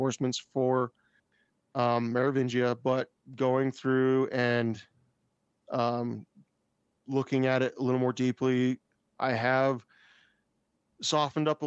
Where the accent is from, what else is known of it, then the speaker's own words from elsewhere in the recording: United States; I am American